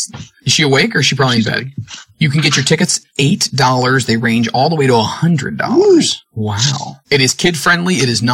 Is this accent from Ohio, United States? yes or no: yes; Cincinnati, Ohio, United States; That's my hometown. That's where I'm at.